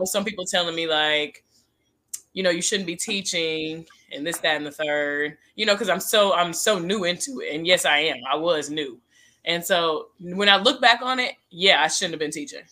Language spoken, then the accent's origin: English; Denton, Texas, United States; It's Denton, Texas